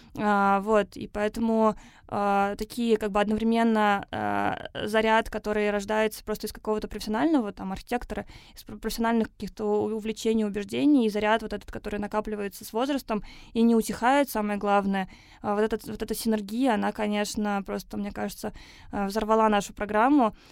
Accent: Naberezhnye Chelny, Tatarstan, Russia; moved away; я сама родилась в Татарстане, в Набережных Челнах

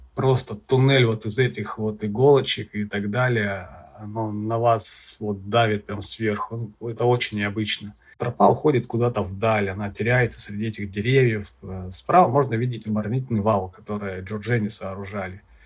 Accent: Vladivostok, Primorsky Krai, Russia; коренному жителю Приморского края Владивостока

